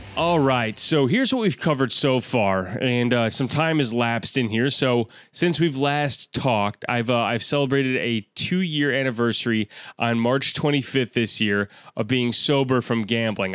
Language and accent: English; Chicago, Illinois, United States; I am a comedian from Chicago, Illinois